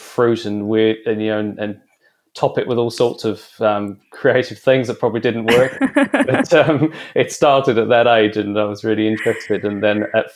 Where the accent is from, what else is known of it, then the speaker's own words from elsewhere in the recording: London, United Kingdom; moved away; I grew up in East London